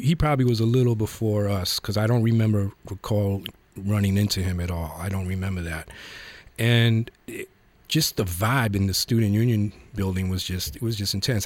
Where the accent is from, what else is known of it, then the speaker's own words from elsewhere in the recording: New York, United States; we grew up in the Bronx.